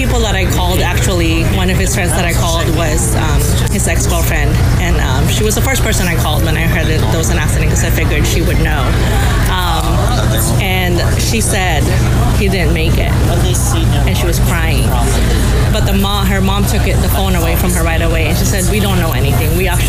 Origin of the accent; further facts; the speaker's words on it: Woodland Hills, California, United States; Woodland Hills.